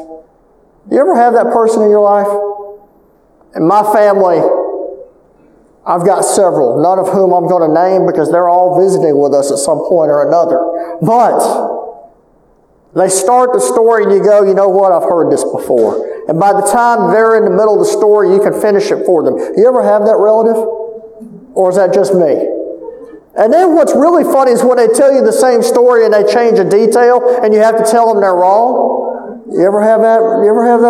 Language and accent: English; Calcasieu Parish, Louisiana, United States; I'm from Calcasieu Parish